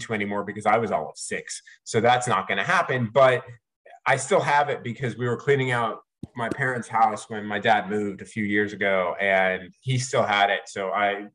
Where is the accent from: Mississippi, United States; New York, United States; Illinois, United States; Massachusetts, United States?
New York, United States; moved away; I grew up in New York